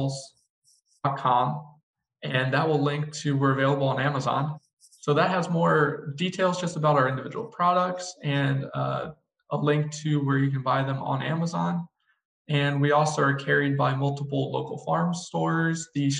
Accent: Texas, United States; now in Minnesota, United States; But I come down from Texas where, you know, it's going to routinely hit 100 degrees for weeks on end.

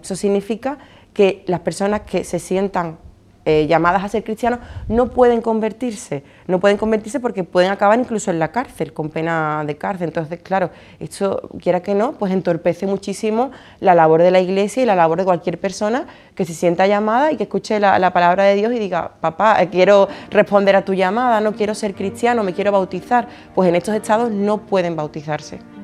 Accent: Alcalá de Guadaíra, Andalusia, Spain; yo estudié en los salesianos, de aquí de Alcalá de Guadaira, de Sevilla

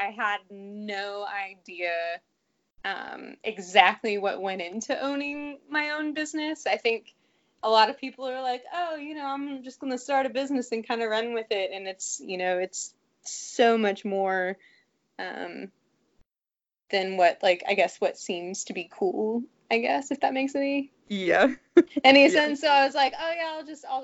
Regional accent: Fort Worth, Texas, United States; I'm from Fort Worth.

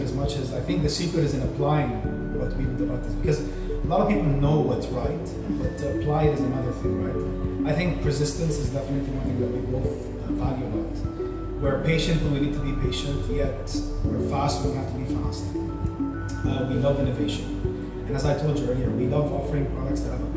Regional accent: United Arab Emirates; I was born and raised in the UAE

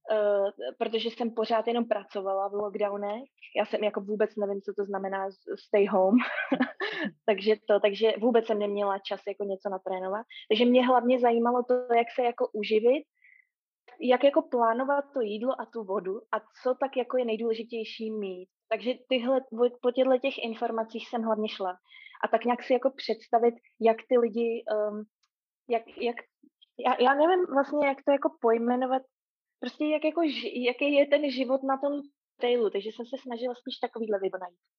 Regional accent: Prague, Czechia; moved away as an adult; now in Auckland, New Zealand; jsem původem z Prahy

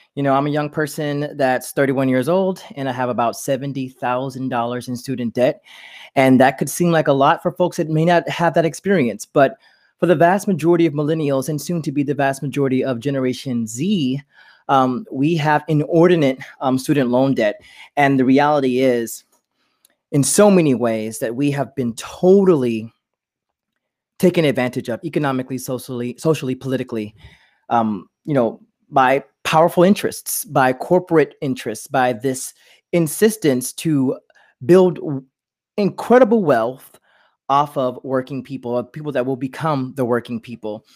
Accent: near Beaumont, Southeast Texas, United States; moved away; if you're in the Southeast Texas, where I'm from, like, near Beaumont, Texas

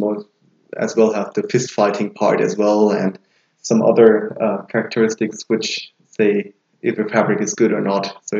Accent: Wiesbaden, Hesse, Germany; I'm from Wiesbaden

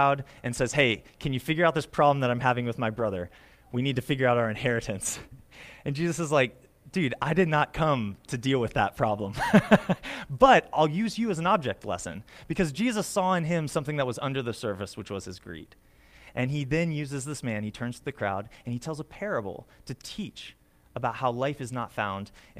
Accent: United States; As an American

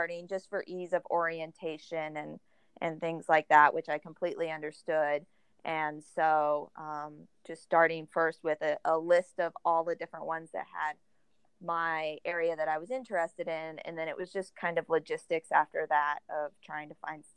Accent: Oklahoma, United States; also born or lived in Houston, Texas / Huntsville, Texas; I grew up most of my life in Oklahoma

